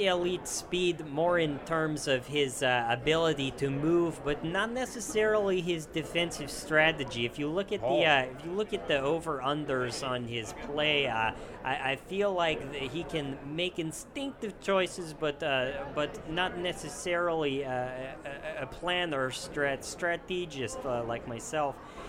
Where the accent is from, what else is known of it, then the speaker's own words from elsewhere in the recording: Serbia; Being in the bowling alleys as a kid when I come from Serbia, it was a nice treat to play the little arcade games